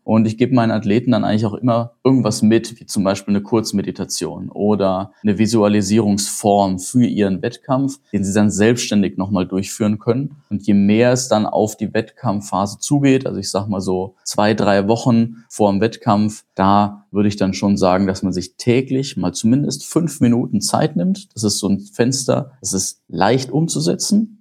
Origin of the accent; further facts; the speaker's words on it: Germany; bei uns in Deutschland